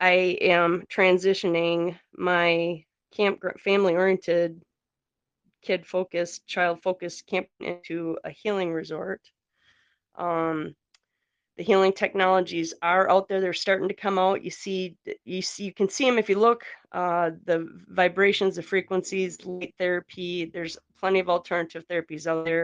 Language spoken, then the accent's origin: English; Northeast Wisconsin, United States; I'm from Wisconsin, Northeast Wisconsin